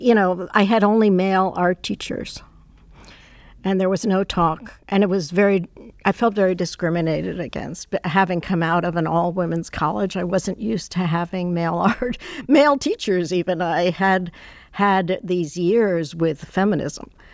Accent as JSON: {"language": "English", "town": "New York City", "region": "New York", "country": "United States", "tie": "born or raised there", "said": "I grew up in Manhattan"}